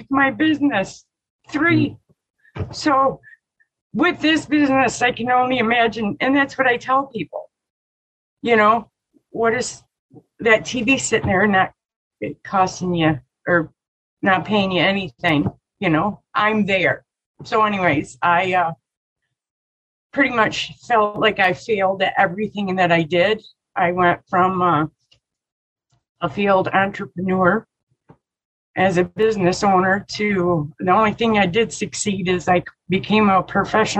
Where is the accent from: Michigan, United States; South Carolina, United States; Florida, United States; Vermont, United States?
Michigan, United States; I grew up in the middle of Michigan.